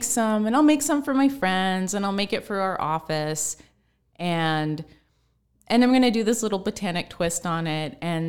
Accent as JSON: {"language": "English", "region": "Pacific Northwest", "country": "United States", "tie": "born or raised there", "said": "Like I grew up in the Pacific Northwest, so I just grew up very close to nature."}